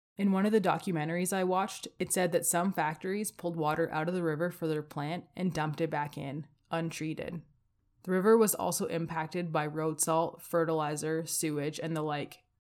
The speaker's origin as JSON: {"language": "English", "town": "Windsor", "region": "Ontario", "country": "Canada", "tie": "born or raised there", "moved": "as an adult", "lives_now": "Calgary, Canada", "said": "I was born outside of Windsor, Ontario"}